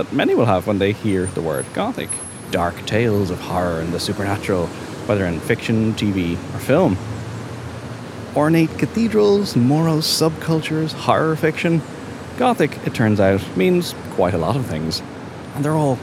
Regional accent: Dublin, Leinster, Ireland; growing up in Dublin, the plaza outside the Central Bank was where all of the Goths hung out.

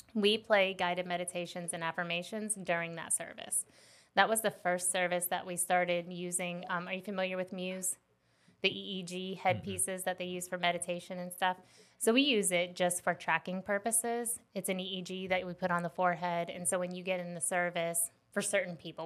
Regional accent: West Palm Beach, Florida, United States; now in South Carolina, United States; I grew up in West Palm Beach, Florida.

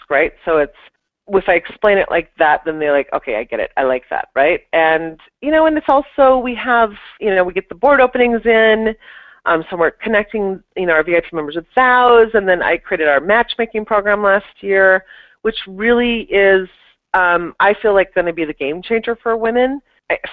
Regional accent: Minneapolis, Minnesota, United States; moved away as an adult; now in New York, United States; I moved from Minneapolis to New York, and that alone is extremely intimidating, you know, Minnesota, Midwestern girl moving to the big city

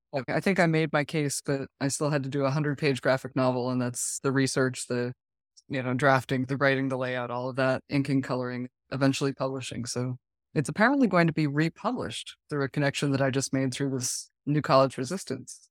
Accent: New England, United States; moved away; I'm from New England

